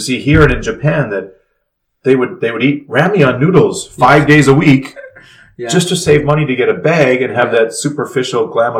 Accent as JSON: {"language": "English", "country": "Canada", "tie": "born or raised there", "moved": "yes", "lives_now": "South Korea", "said": "Growing up in Canada, and I mean, we were in a small town that didn't have any subways or anything, only 100,000 people."}